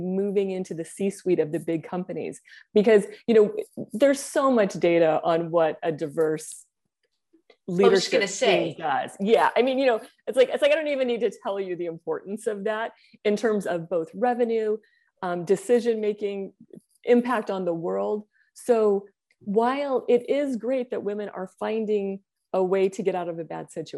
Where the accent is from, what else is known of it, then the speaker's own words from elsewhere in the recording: Bay Area, Silicon Valley, California, United States; also born or lived in Asia; I grew up in the Bay Area in Silicon Valley